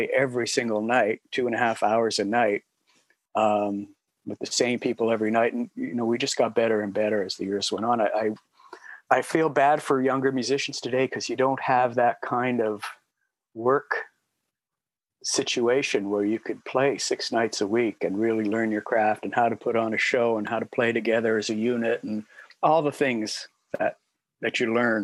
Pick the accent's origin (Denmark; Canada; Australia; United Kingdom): Canada; Toronto, Ontario; now in Niagara-on-the-Lake, Canada; I grew up in Toronto